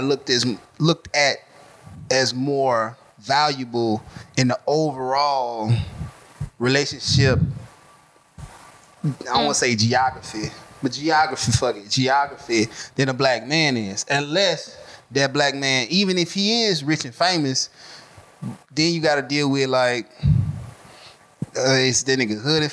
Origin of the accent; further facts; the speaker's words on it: Atlanta, Georgia, United States; I was born in Grady